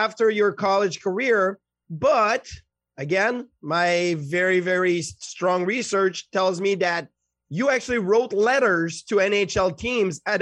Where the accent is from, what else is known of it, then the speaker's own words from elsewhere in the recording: Quebec City, Quebec, Canada; now in Buffalo, United States; I grew up in Quebec City